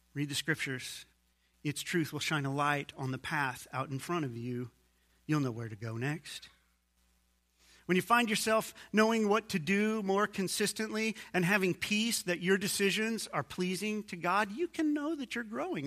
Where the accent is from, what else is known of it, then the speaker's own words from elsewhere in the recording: United States; I'm an American too